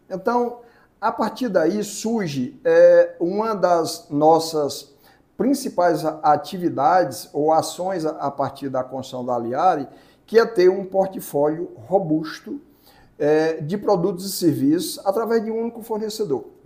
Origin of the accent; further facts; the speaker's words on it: Fortaleza, Ceará, Brazil; moved away; also born or lived in Mato Grosso; eu sou cearense, né? eu, sou, eu sou nascido no interior do Ceará, mas muito novo fui morar em Fortaleza